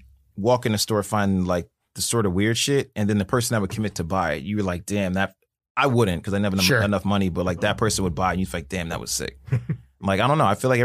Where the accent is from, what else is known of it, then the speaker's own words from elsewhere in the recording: New Jersey, United States; where I'm from Jersey.